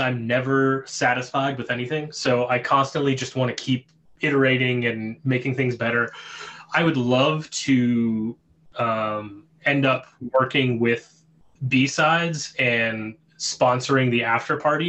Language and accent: English; Pittsburgh, Pennsylvania, United States; I grew up in the South Hills of Pittsburgh